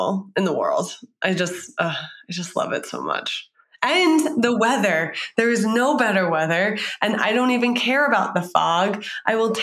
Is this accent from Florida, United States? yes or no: no; New York, United States; also born or lived in San Francisco; now in Boston, United States; I'm from New York